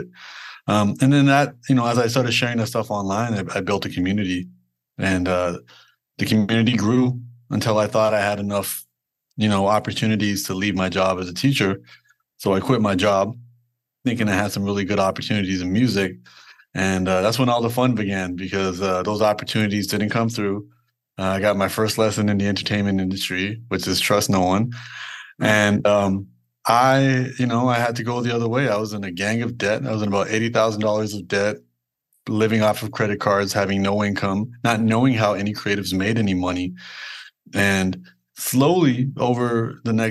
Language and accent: English; Toronto, Ontario, Canada; born and raised in Toronto, Canada